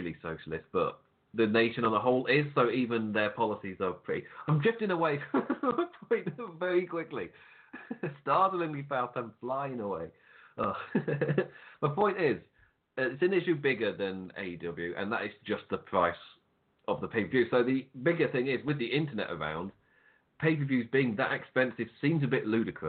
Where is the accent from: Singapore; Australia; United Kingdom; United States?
United Kingdom; England; Me being English